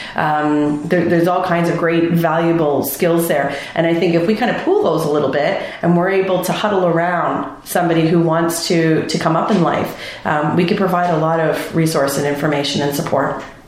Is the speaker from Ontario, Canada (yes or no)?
yes; Mississauga, Ontario, Canada; moved away as an adult; also born or lived in Vancouver, British Columbia; now in Wasaga Beach, Canada; I grew up in Mississauga